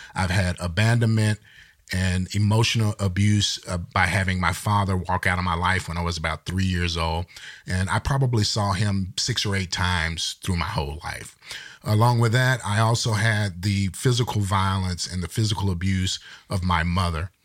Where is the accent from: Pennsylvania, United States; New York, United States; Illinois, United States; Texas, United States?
Texas, United States; I'm from Texas